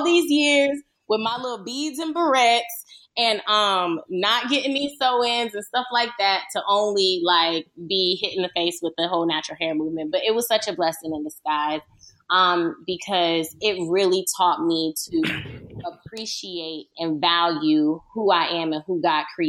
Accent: Miramar, Florida, United States; moved away as an adult; also born or lived in Palm Beach, Florida / Stuart, Florida; now in Los Angeles, United States; I'm born and raised in Florida

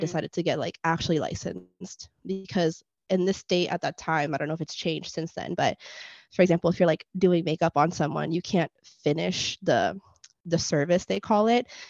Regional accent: Puerto Rico; first language Spanish; English is a second language; I was born in Puerto Rico

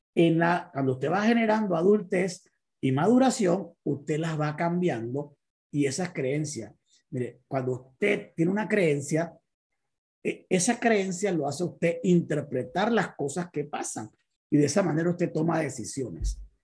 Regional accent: Panama City, Panama; soy de Panamá, soy médico de profesión, vengo de una familia muy pobre, somos 16 hermanos que veníamos de un barrio popular aquí en Panamá llamado Parque Febre

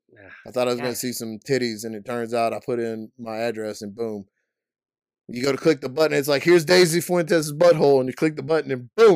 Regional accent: Canada; I'm from Canada.

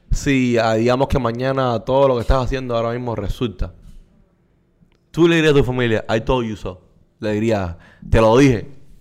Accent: Cuba; Recuerda que venimos de Cuba.

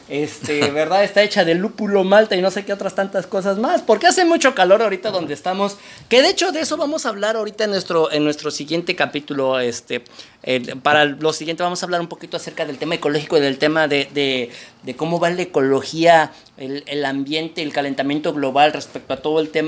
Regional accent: Mexico City, Mexico; now in Monterrey, Mexico; fíjate que yo soy oriundo de la Ciudad de México.

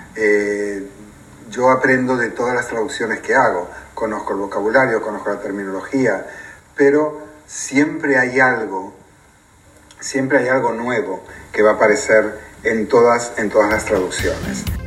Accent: Argentina; also born or lived in Spain; now in United Kingdom; soy de Argentina y viví 11 años también en España

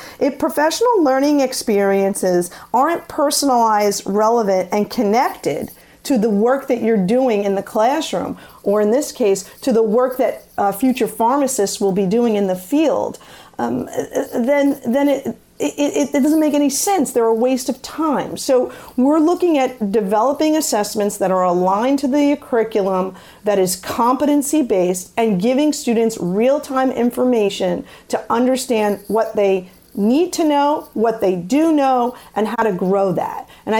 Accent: Staten Island, New York, United States; accent: New York City; and we're from Staten Island originally, on that New York City dialect

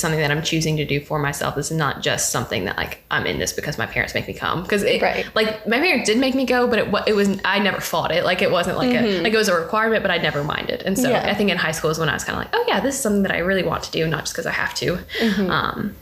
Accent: Memphis, Tennessee, United States; I grew up in Memphis, or a suburb of Memphis. People like to roast me for saying I'm from Memphis when I'm actually from Cordova

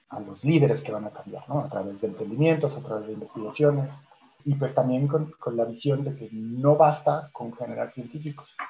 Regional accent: Chile; Como éramos chilenos, eran como 8 o 9 chilenos y yo, básicamente la mitad fueron de Chile o de México

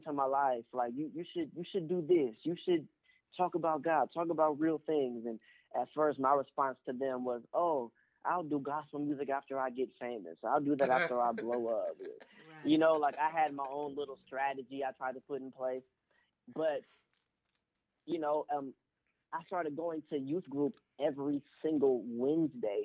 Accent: Pittsburg, California, United States; also born or lived in Oakland, California; I'm from the East Bay Area, West Pittsburgh, California

